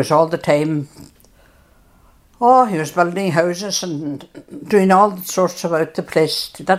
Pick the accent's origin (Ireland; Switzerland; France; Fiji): Ireland; Meenlaragh, Ulster; I was born in Meenlara, 1925.